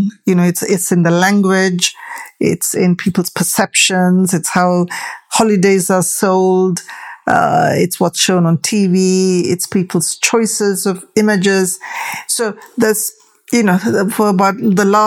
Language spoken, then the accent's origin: English; Tamil, South Indian, India; now in United Kingdom; I'm a Tamil, I'm an Indian, I'm a South Indian.